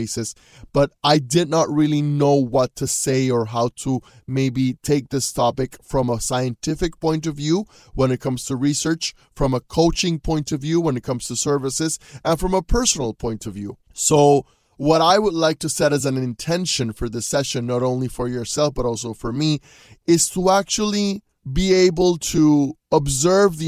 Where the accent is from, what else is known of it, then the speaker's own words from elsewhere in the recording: Panama; moved away as an adult; also born or lived in Louisiana, United States; I just left my home country of Panama.